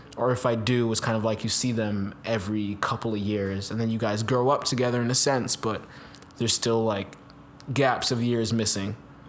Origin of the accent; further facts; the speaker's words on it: Jamaica; Yeah, then growing up in Jamaica, it's just like a lot more physical and emotional place in a sense.